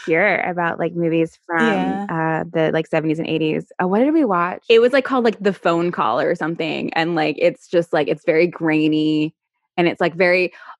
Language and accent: English; Virginia, United States; I'm not from New York. I'm from Virginia